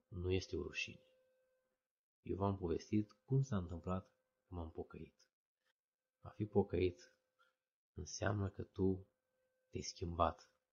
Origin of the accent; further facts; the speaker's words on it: Odobești, Vrancea County, Romania; m-am născut în locul în care m-am născut, în Odobești?